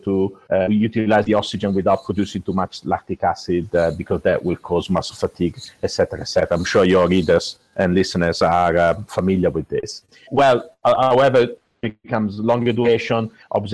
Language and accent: English; Italy; moved away as an adult; also born or lived in Milan, Italy / United States; now in United Kingdom; I'm actually originally from Italy